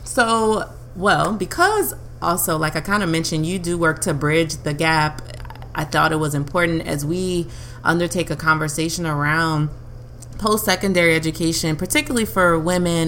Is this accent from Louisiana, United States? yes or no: yes; Louisiana, United States; we're from Louisiana, so middle